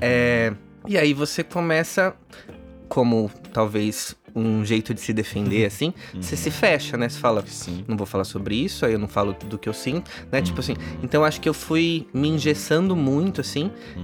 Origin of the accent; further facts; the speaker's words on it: São Paulo, Brazil; Eu nasci em São Paulo, uhum. apesar da minha família toda ser do Paraná